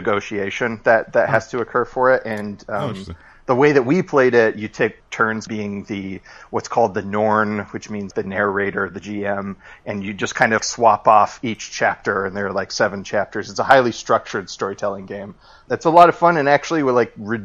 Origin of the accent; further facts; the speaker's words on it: Indianapolis, Indiana, United States; moved away as an adult; my hometown of Indianapolis